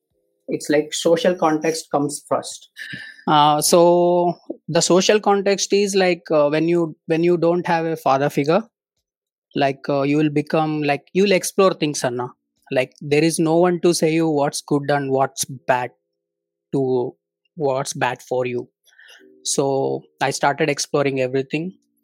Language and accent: English; Davangere, Karnataka, India; first language Telugu; English is a second language; I grew up in, born and brought up in village only. We are a Telugu family, and born and brought up in Karnataka, a place called Davangere.